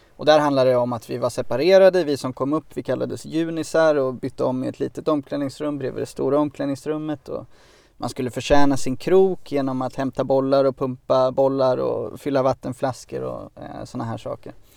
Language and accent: Swedish; Örebro, Örebro County, Sweden; jag kom ju från Örebro, och vid den planen som låg vid, vid liksom, eh, lägenhetsområdet där vi bodde